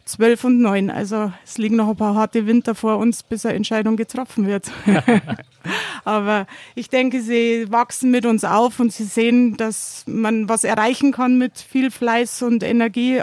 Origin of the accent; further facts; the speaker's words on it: Erding, Bavaria, Germany; now in Tramin, Italy; eigentlich komme ich ja aus Erding vom Bier, bin jetzt übergelaufen zum Wein